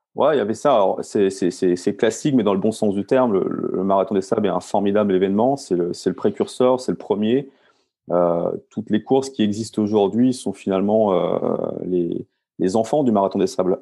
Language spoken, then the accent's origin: French; Rouen, Normandy, France; Je suis euh, rouennais, euh, donc euh, je vis en Normandie euh, quand je suis en, France